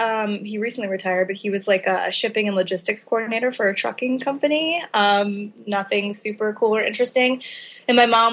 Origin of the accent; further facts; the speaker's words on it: Illinois, United States; In the Chicago area. So my parents are both from Chicago, moved to the suburbs when I was a kid.